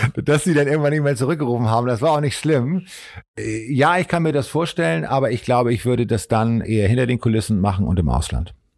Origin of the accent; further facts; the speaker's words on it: Hamburg, Germany; ich komme aus dem Arbeiterviertel in Hamburg